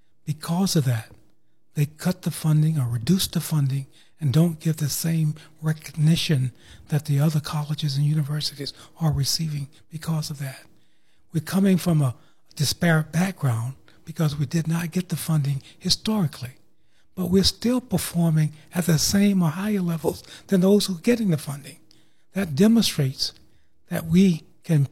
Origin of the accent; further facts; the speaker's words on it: Tallahassee, Florida, United States; I grew up here in Tallahassee on the south side in the Bond community